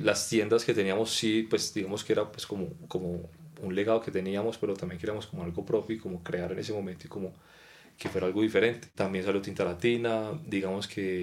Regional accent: Pereira, Risaralda, Colombia; moved away as an adult; now in Bogotá, Colombia; somos de Pereira

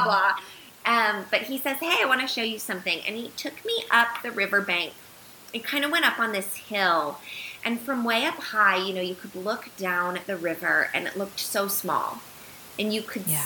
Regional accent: United States; moved away as an adult; also born or lived in Uganda; moving back here, while it was essentially coming back to my home country

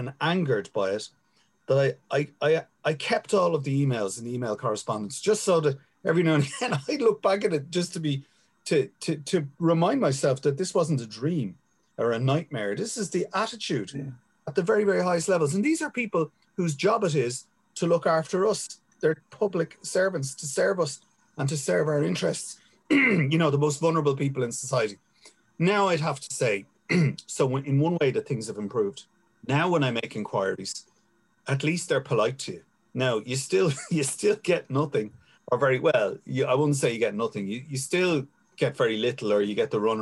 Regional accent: Dublin, Leinster, Ireland; I grew up in Finglas and I was in the army for 11 years

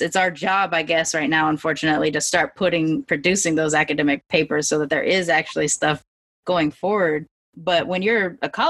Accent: Long Beach, California, United States; I grew up in Long Beach during the LA riots

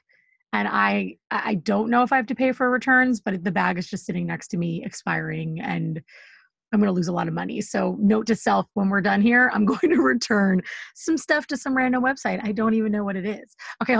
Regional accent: Seattle, Washington, United States; now in New York, United States; I'm a girl from Seattle for the rest of my life, even though I live in New York

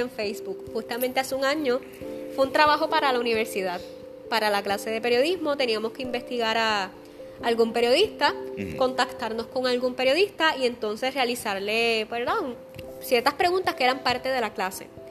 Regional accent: Aguas Buenas, Puerto Rico; la escuela común de mi pueblo, en Aguas Buenas

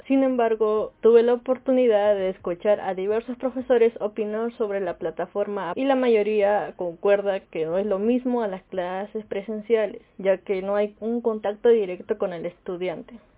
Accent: Peru; soy de Perú

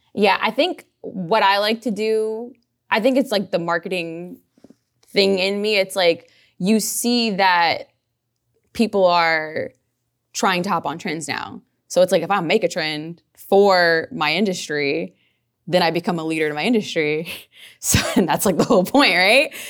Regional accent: New Orleans, Louisiana, United States; I'm from New Orleans. I'm from the West Bank of New Orleans

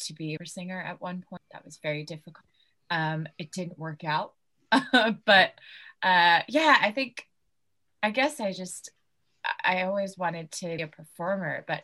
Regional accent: California, United States; moved away as an adult; now in United Kingdom; I grew up in California and spent most, if not all my life there

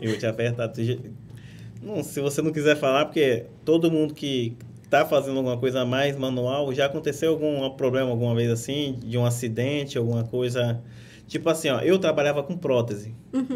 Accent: Rondônia, Brazil; moved away; Até hoje eu falo porta, portão, e eu nasci em Rondônia

